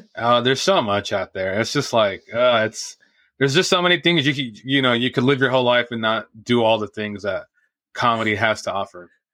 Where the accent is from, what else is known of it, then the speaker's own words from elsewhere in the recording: Santa Ana, California, United States; I grew up in Santa Ana, which is in Orange